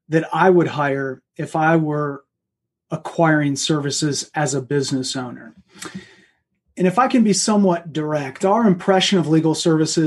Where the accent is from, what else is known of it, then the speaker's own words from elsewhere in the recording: Flint, Michigan, United States; moved away; I grew up in Flint, Michigan, to be exact